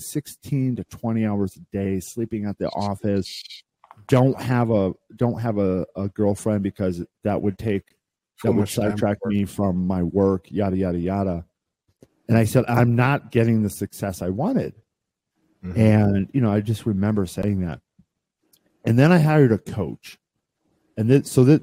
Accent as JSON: {"language": "English", "region": "Midwest", "country": "United States", "tie": "born or raised there", "said": "I grew up in the Midwest, right? And I was a farm kid"}